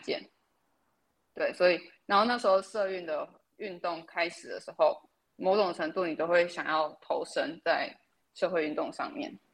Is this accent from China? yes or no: no; Taiwan; 身为台湾人